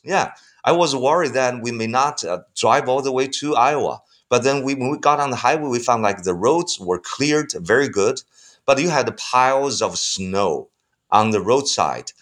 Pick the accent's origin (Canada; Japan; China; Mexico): China; also born or lived in United States; I was probably the only Chinese who studied